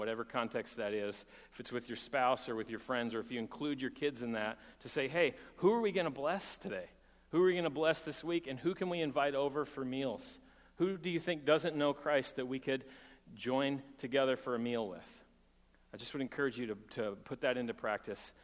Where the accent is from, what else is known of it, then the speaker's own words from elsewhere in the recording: Texas, United States; moved away; I'm from Texas